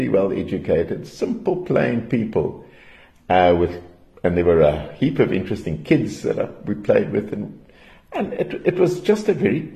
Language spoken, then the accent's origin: English; Durban, KwaZulu-Natal, South Africa; also born or lived in Johannesburg; I was born in Joburg, but I was very young when we moved to Durban. My dad was a policeman, and there was a police camp on the Bluff, Wentworth Camp. And spent a couple of years living there